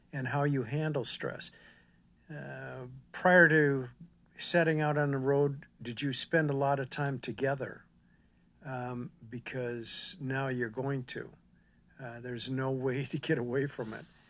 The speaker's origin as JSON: {"language": "English", "region": "Minnesota", "country": "United States", "moved": "as an adult", "lives_now": "Texas, United States", "said": "I'm from Minnesota"}